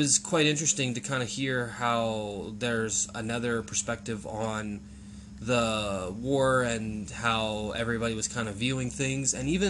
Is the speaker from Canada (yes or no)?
yes; Canada; we're Canadian citizens, and also I'm English heritage